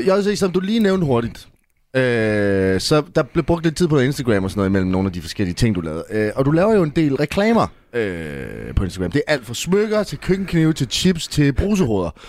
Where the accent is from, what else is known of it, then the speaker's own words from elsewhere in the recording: Jutland, Denmark; now in Copenhagen, Denmark; jeg er jo jyde, men jeg bor i København